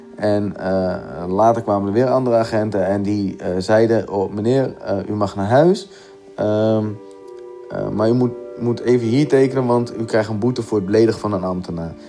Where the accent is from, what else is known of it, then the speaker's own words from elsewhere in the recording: Gorinchem, South Holland, Netherlands; ik ben 30 jaar en ik kom uit Gorkum